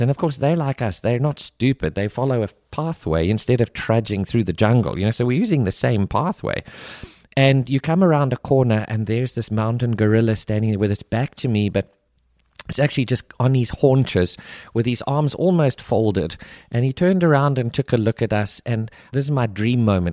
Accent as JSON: {"language": "English", "country": "South Africa", "tie": "born or raised there", "moved": "yes", "said": "I grew up, born and raised in South Africa"}